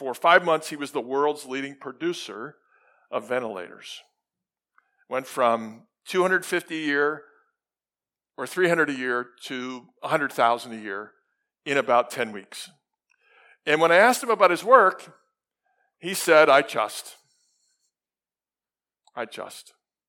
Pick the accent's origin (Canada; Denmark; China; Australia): Australia; Sydney, New South Wales; In Australia, I just have to make sure, because I come from Sydney, and people are different in Sydney.